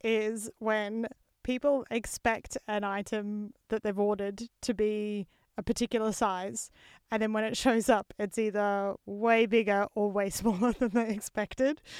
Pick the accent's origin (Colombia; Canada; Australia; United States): Australia; being an Aussie because as Australians